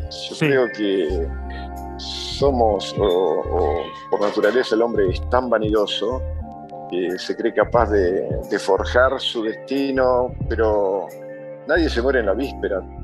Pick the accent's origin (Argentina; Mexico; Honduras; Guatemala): Argentina; en mi país hay dos países completamente distintos